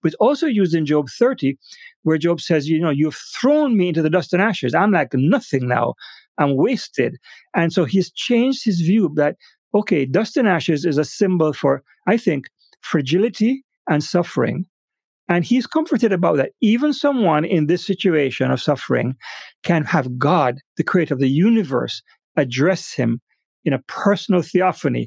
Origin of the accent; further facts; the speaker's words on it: Jamaica; moved away; back in Jamaica, my home country